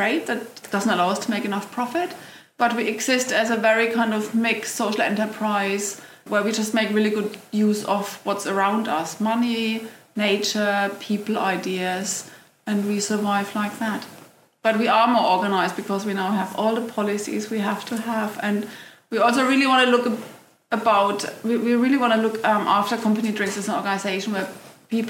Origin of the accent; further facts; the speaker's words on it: London, United Kingdom; I'm based in London. It's my hometown